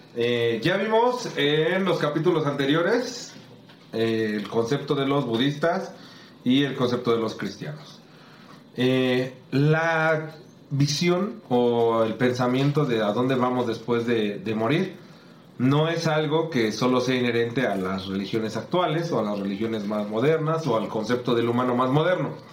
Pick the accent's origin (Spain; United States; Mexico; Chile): Mexico; yo sí me siento felizmente mexicano y felizmente y orgulloso de, nuestras raíces